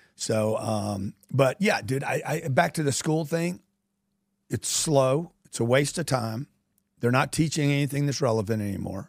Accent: Louisiana, United States; I grew up in Louisiana

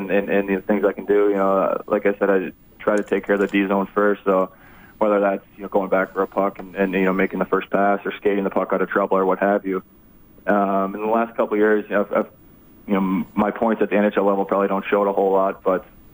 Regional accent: Upper Peninsula of Michigan, United States; moved away as an adult; born and raised in the Upper Peninsula of Michigan. You know, grew up in a really small town

